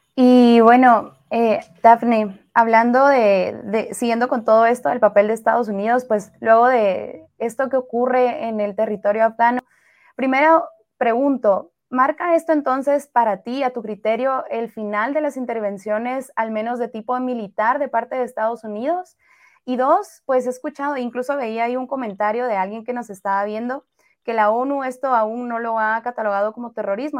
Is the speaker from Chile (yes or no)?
no; Guatemala; como guatemaltecos y guatemaltecas